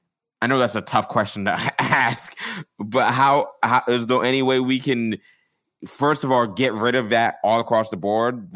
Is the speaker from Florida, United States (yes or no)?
yes; Florida, United States; I grew up in Florida.